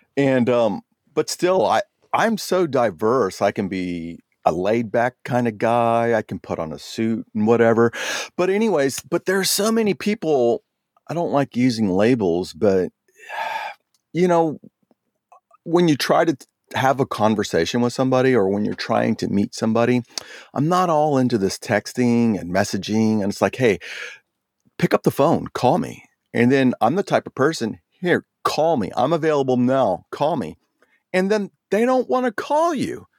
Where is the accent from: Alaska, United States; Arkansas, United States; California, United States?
California, United States; Oceanside; also born or lived in Jacksonville, Florida; now in San Diego, United States; growing up in Oceanside, graduating Vista High School